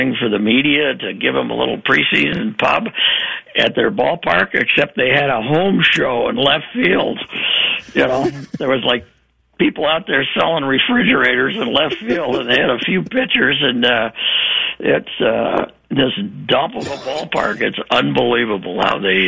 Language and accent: English; KELOLAND, South Dakota, United States; I grew up in Kelloland